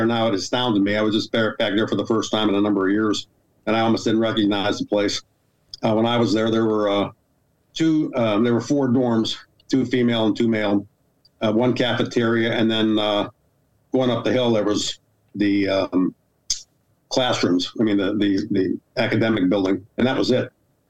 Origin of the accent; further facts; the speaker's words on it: New Kensington, Pennsylvania, United States; I'm from New Kensington, Pennsylvania.